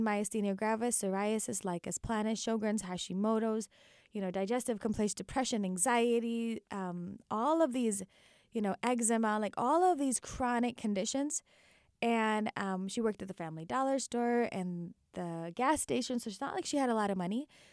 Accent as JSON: {"language": "English", "town": "Naperville", "region": "Illinois", "country": "United States", "tie": "born or raised there", "said": "born and raised in Naperville, Illinois"}